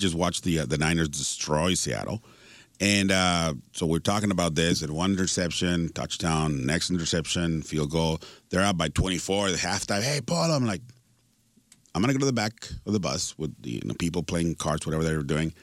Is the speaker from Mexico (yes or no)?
yes; Tijuana, Baja California, Mexico; growing up in Tijuana, Mexico